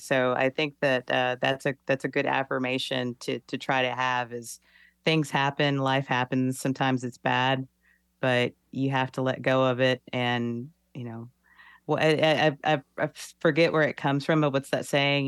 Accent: Texas, United States; I'm from the South, I'm from Texas, I'm born and raised in the Bible Belt

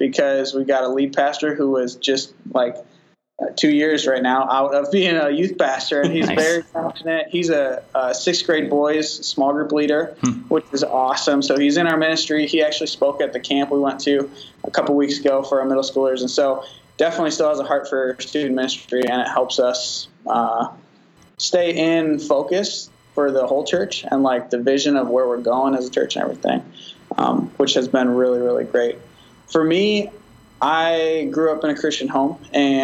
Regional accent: Wisconsin, United States; moved away as an adult; also born or lived in Iowa; now in Indianola, United States; I am from Wisconsin before living in Iowa now.

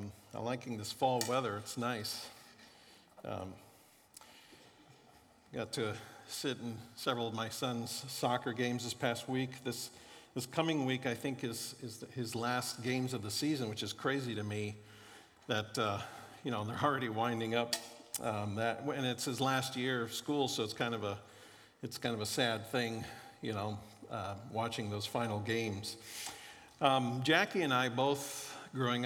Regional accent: Florida, United States; moved away; also born or lived in Kansas City; I grew up in Florida

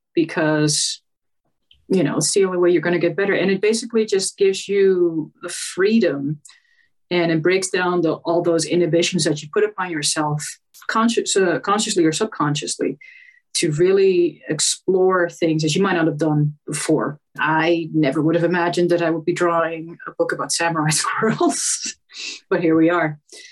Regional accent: Netherlands; I'm from the Netherlands in case you didn't know.

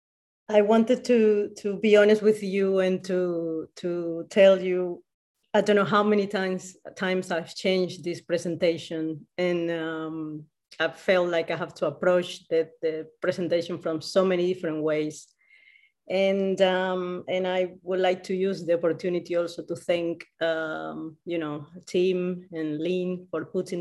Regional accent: Colombia; English is a second language; now in Madrid, Spain; I was born in Colombia and now I'm living in Madrid.

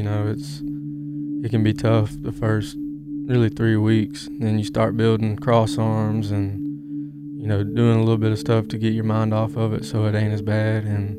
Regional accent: Newnan, Georgia, United States; I'm 25 years old. I'm from Noonan, Georgia.

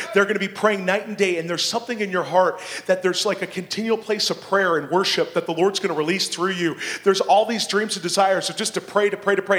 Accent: Abbotsford, British Columbia, Canada; I grew up in this area. I, I you know, I, I was born in Abbotsford

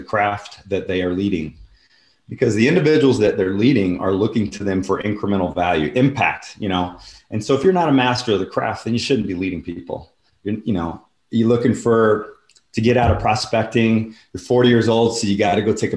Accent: Houston, Texas, United States; my hometown of Houston

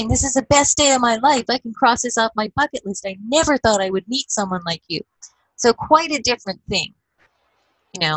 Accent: Edmonton, Alberta, Canada; growing up in Edmonton, even as a teenager

